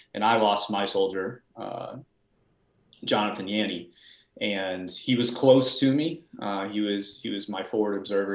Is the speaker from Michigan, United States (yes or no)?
no; Peachtree City, Georgia, United States; I grew up in the Atlanta area. I grew up in Peachtree City